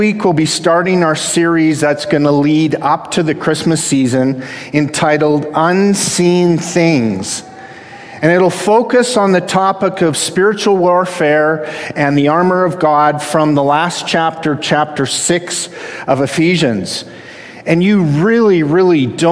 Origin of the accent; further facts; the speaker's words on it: Canada; I'm the Canadian half of a half Canadian, half American household.